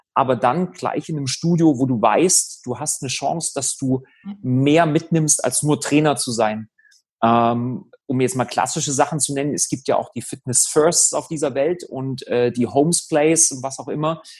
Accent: Germany; die Uni, die in der Nähe von meinem Heimatort ist. Habe mich für Halle entschieden

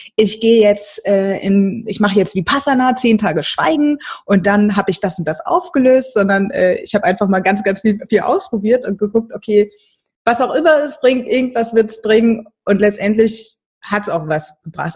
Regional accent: Mainz, Rhineland-Palatinate, Germany; moved away as an adult; im Studium bin ich noch in meiner Heimatstadt in Mainz geblieben

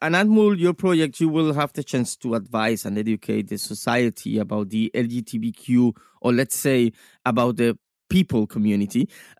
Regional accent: Cuba; moved away; I come from Cuba

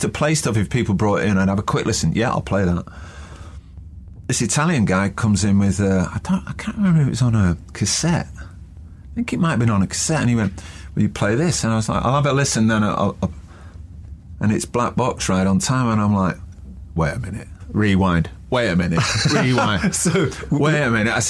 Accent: Manchester, North West England, United Kingdom; Being a Mancunian

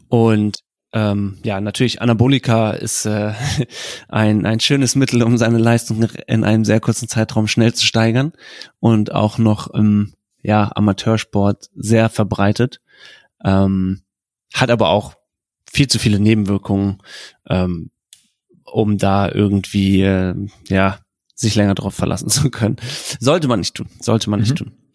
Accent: Germany; was man in Deutschland nicht vergessen darf, ist, vor allem im Vergleich zu, zu den USA, dass wir eine komplett andere Kultur haben. Wir sind in Vereinen groß geworden

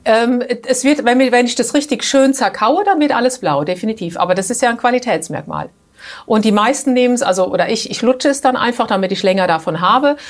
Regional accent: Germany; now in Switzerland; bei uns in Deutschland

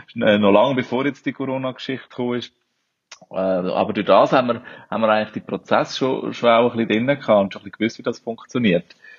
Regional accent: Switzerland; moved away as an adult; now in Brazil; Ich bin Schweizer

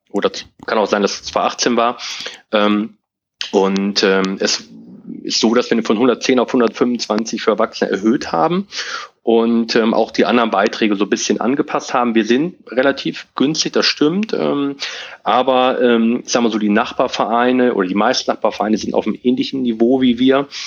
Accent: Hilter, Lower Saxony, Germany; Aber ähm, ich komme aus Hilter und ähm, ich wohne in Hilter

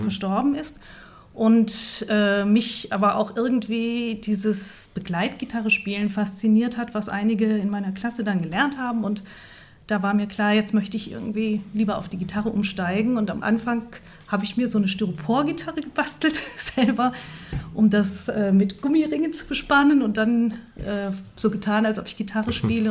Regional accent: Fulda, Hesse, Germany; also born or lived in Kassel; Ich bin gerne in Fulda aufgewachsen und wie man sieht, auch wieder hierher zurückgekommen

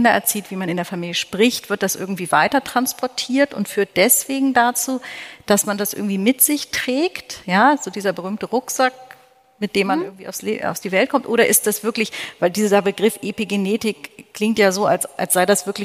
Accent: East Germany, Germany; Ich komme ja auch aus der DDR.

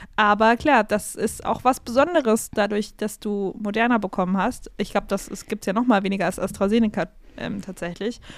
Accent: Regensburg, Bavaria, Germany; ich bin ja born and raised in Regensburg

